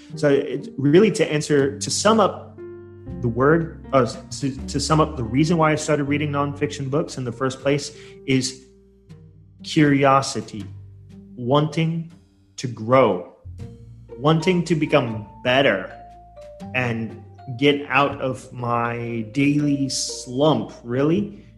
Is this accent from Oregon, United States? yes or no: yes; Portland, Oregon, United States; moved away as an adult; now in Surabaya, Indonesia; I'm originally from uh, U.S. I come from Portland, Oregon